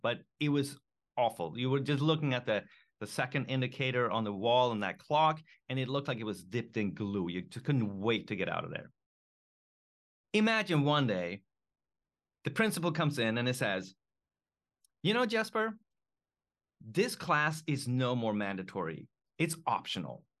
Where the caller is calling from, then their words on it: Japan; I am calling in from Japan